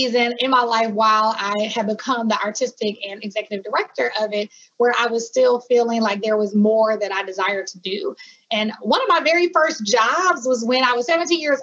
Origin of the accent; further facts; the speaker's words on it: Milwaukee, Wisconsin, United States; also born or lived in Hampton, Virginia; I am from Milwaukee, Wisconsin. My family is also from Milwaukee, Wisconsin as well, even though we have some roots in Mississippi. But we were in Milwaukee my whole life